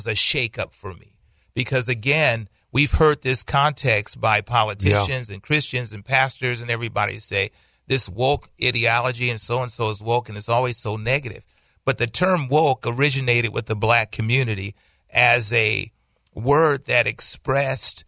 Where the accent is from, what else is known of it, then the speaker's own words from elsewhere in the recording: United States; we are African American.